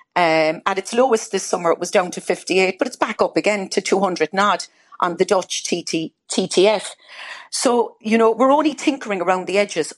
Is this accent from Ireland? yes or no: yes; Ireland; now in United Kingdom; I'm Irish